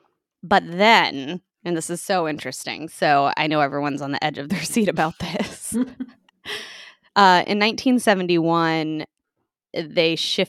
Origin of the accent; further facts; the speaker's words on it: United States; Yeah. I'm the Yank. That's the Brit.